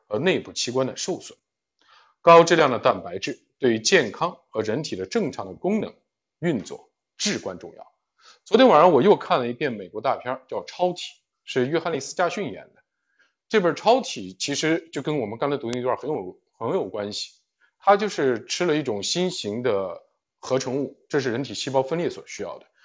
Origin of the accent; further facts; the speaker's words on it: China; 我们中国人也难